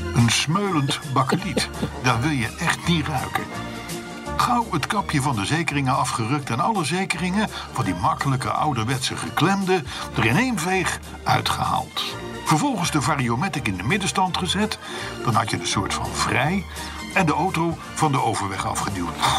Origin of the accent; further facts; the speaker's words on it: Netherlands; als Hollanders